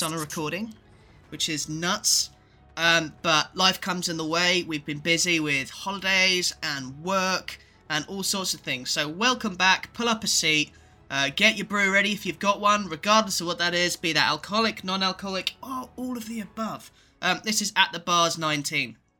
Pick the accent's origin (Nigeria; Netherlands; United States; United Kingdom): United Kingdom; England; me and Ed are both, uh, born and raised in England.